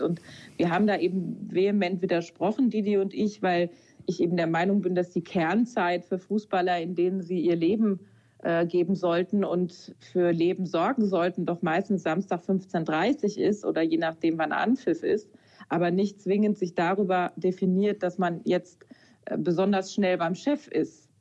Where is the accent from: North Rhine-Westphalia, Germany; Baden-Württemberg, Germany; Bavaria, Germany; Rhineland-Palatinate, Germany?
Rhineland-Palatinate, Germany; near Kaiserslautern; ich komme ja aus der Nähe von Kaiserslautern